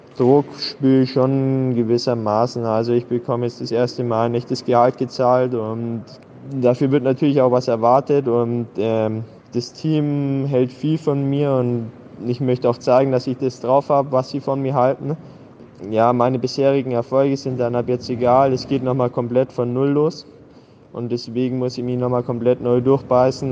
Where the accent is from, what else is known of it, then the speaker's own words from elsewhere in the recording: Augsburg, Bavaria, Germany; 22 Jahre alt, bin Augsburger